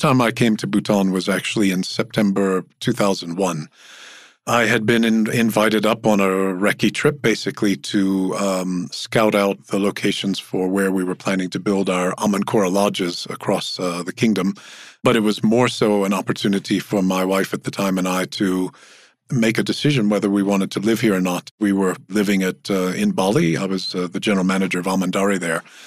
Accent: Louisiana, United States; moved away; I, I come from Louisiana

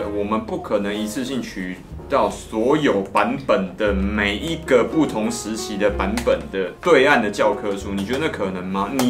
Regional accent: Hunan, China; 我们湖南人

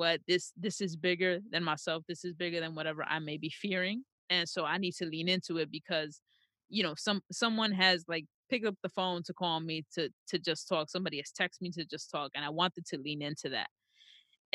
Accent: New York, United States; I was born and raised in New York

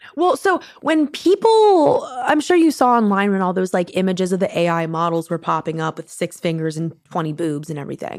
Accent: Maryland, United States; I'm from Maryland

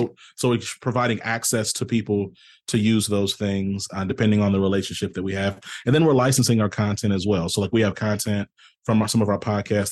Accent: the South, United States; I'm from the South

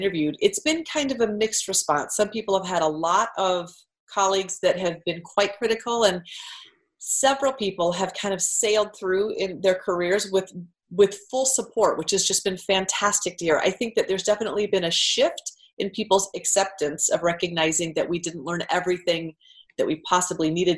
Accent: Iowa, United States; I grew up in Iowa

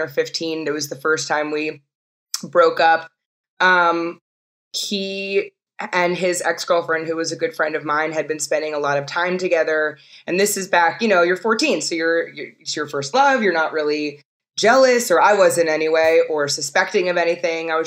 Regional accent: New York City, New York, United States; I grew up in New York City

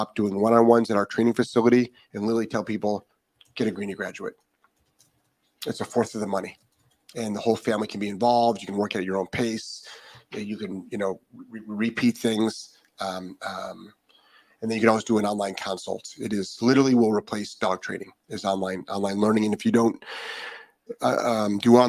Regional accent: Ohio, United States; now in Florida, United States; I'm originally from Ohio.

